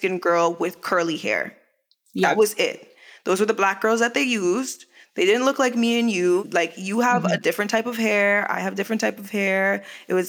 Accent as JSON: {"language": "English", "country": "Canada", "also_born_or_lived": "Jamaica (heritage)", "moved": "as an adult", "lives_now": "Los Angeles, United States", "said": "I am a black woman. I am Canadian. Mm. I am Jamaican."}